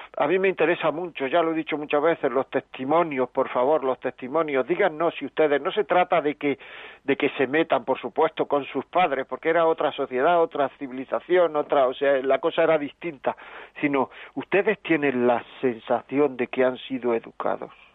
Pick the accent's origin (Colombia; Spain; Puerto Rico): Spain; Granada, Andalusia; yo soy de Granada también